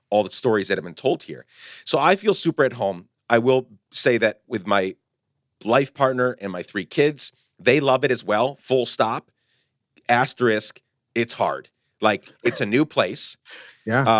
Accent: Guatemala; moved away as an adult; I grew up in Guatemala. I came back in my early 20s.

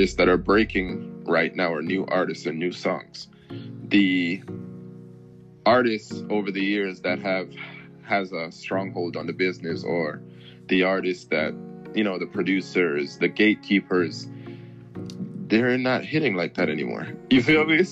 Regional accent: United States; The market that I currently live in, because I'm from the Washington, D.C., Baltimore area, the market that I live in is not a YouTube market

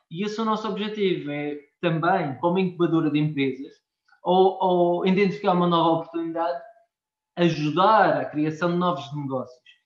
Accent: Madeira, Portugal; nós somos, somos portugueses

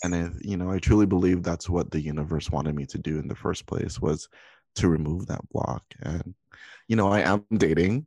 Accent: Hawaii, United States; now in Los Angeles, United States; I'm currently in California. I'm originally from Hawaii.

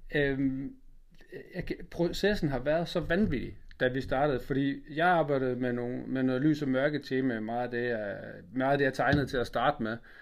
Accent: Funen, Southern Denmark, Denmark; fra Fyn, hvor jeg er fra

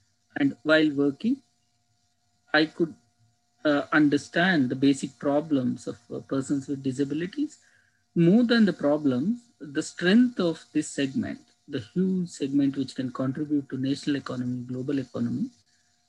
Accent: India; I'm from India

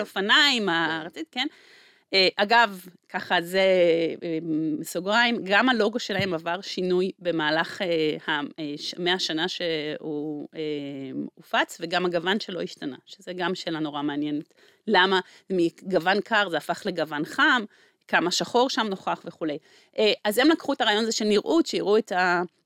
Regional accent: Israel

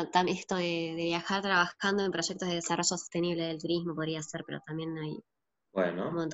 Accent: Buenos Aires Province, Argentina; soy de Grande, Buenos Aires

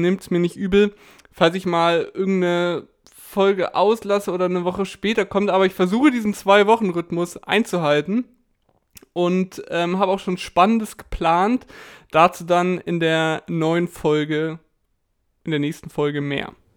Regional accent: Lindau, Bavaria, Germany; moved away; Ich bin nämlich momentan in meiner Heimat, beziehungsweise dort, wo ich groß geworden bin, im schönen Lindau

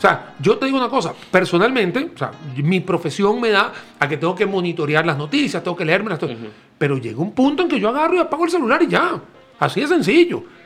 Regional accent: Venezuela; now in Costa Rica; En mi país natal, Venezuela

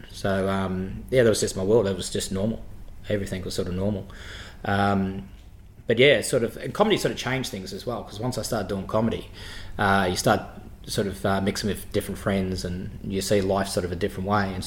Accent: Footscray, Victoria, Australia; born or raised there

